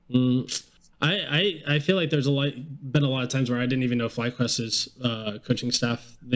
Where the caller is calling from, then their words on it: Lexington, Kentucky, United States; Uh, Lexington, Kentucky. Kentucky.